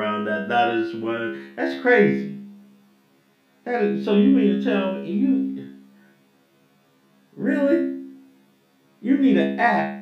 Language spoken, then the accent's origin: English; Atlanta, Georgia, United States; moved away; growing up in Atlanta, when I lived in Atlanta